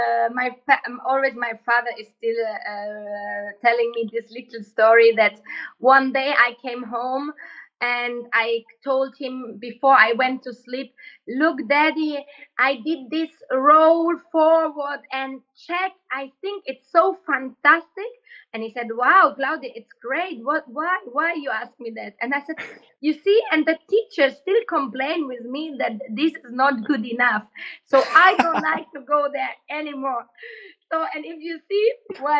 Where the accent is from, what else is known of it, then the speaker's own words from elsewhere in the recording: Leipzig, Saxony, Germany; moved away; in Germany, in my hometown, which is Leipzig